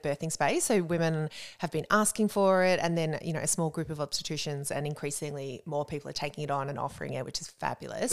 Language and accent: English; Warrnambool, Victoria, Australia; moved away as an adult; also born or lived in Melbourne; now in Geelong, Australia; grew up down in Warrnambool a couple of hours down the highway